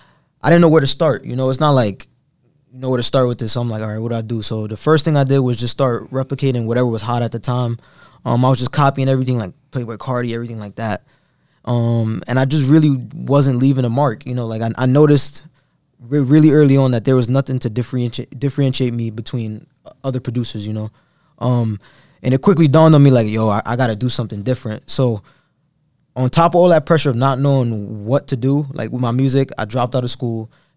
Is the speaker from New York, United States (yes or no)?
yes; Brooklyn, New York, United States; So I'm coming from East New York. I lived in East New York pretty much my whole life.